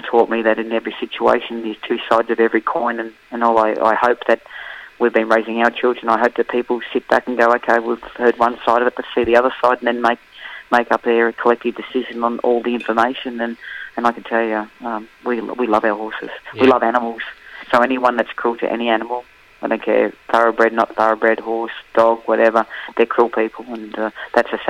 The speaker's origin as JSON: {"language": "English", "country": "Australia", "said": "being an Australian and being in horse racing"}